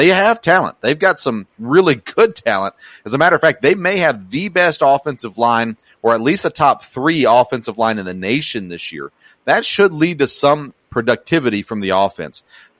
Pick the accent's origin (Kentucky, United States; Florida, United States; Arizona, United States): Kentucky, United States; Lexington; my hometown of Lexington, Kentucky.